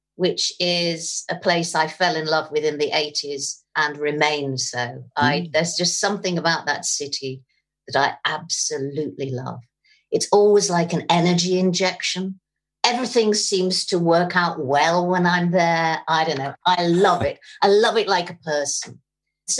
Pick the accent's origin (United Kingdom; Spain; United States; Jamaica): United Kingdom; I'm a British person